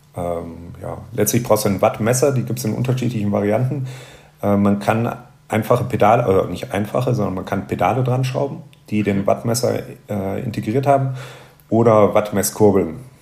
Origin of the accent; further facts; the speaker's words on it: Rhineland, Germany; bei uns im Rheinland